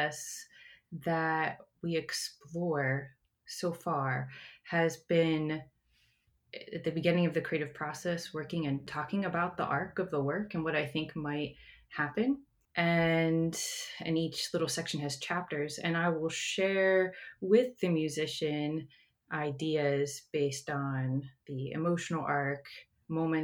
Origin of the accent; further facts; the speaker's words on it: Johnstown, Pennsylvania, United States; now in Maryland, United States; I am from Pennsylvania, an area called Johnstown, and I moved here to Maryland in 2008